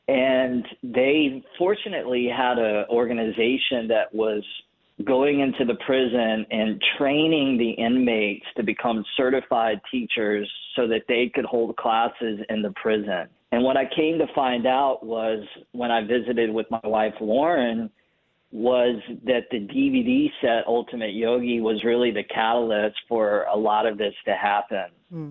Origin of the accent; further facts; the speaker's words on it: North Carolina, United States; now in Los Angeles, United States; I live in Los Angeles, big city, lots of people, lots of activity going on. I grew up in North Carolina